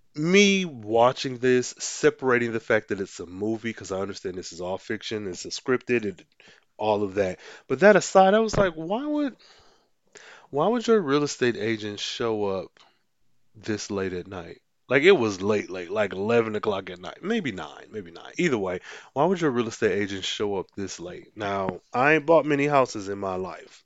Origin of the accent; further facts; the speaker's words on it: Midwest, United States; as a Midwesterner